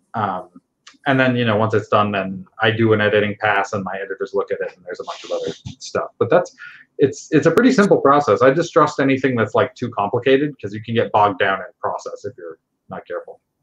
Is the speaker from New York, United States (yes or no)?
yes; Westchester, New York, United States; moved away as an adult; also born or lived in Pittsburgh; now in Seattle, United States; I grew up in Westchester, so a little bit north of New York City.